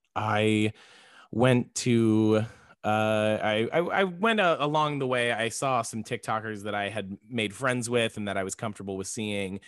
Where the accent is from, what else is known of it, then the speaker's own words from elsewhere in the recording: Florida, United States; now in Texas, United States; I was born in Florida